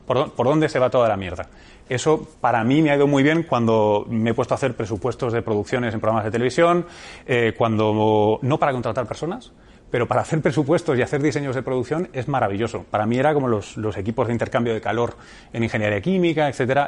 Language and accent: Spanish; Barcelona, Catalonia, Spain; moved away as an adult; also born or lived in United States; yo tengo familia cartagenera y manchega eh, y soy nacido en Barcelona